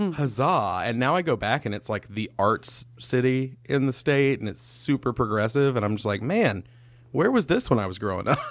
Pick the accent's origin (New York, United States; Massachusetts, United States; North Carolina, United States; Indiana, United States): North Carolina, United States; Winston-Salem; moved away; when I grew up in Winston-Salem